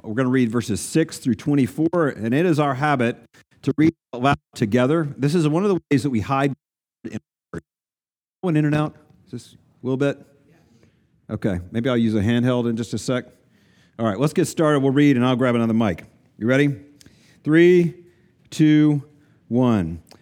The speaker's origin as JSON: {"language": "English", "region": "East Tennessee", "country": "United States", "tie": "born or raised there", "said": "I grew up in East Tennessee"}